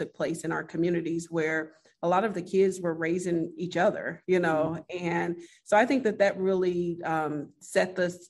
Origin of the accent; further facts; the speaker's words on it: Chicago, Illinois, United States; I was born and raised on the south side of Chicago in the Roseland community.